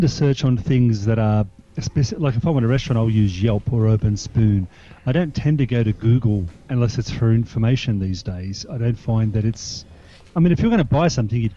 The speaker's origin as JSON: {"language": "English", "country": "Australia", "accent": "Australian", "said": "that's just being Australian"}